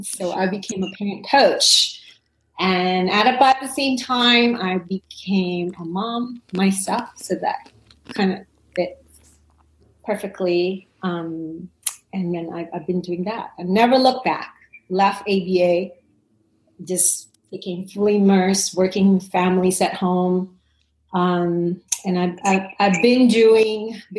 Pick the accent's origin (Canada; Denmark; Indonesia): Indonesia; I was born and raised in Indonesia